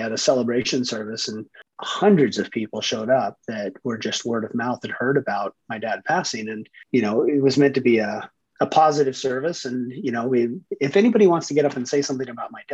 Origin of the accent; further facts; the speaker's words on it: San Francisco Bay Area, Northern California, United States; Northern California, San Francisco Bay Area, just right in between San Francisco and San Jose, right by Stanford.